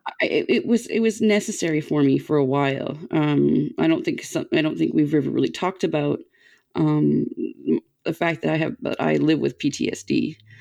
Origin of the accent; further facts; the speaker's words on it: Canada; as a Canadian kid